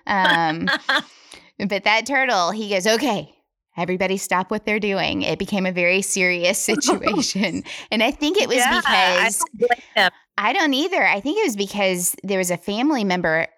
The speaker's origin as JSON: {"language": "English", "region": "northeastern Alabama", "country": "United States", "tie": "born or raised there", "said": "I grew up catfishing in Alabama, northeastern mountain area is where my family is from"}